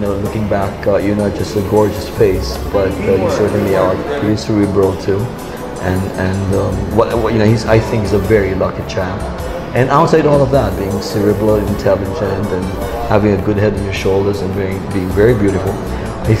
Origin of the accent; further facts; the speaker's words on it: Philippines; being Filipino